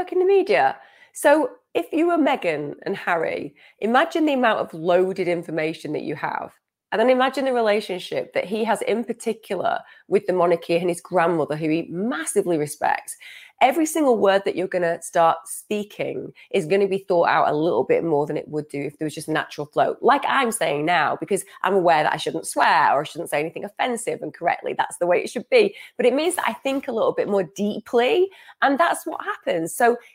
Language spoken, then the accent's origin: English; United Kingdom; I'm a British person myself.